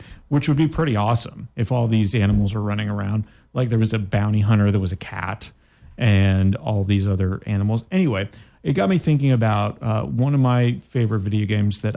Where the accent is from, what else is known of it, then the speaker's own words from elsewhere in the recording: Canada; I am from Canada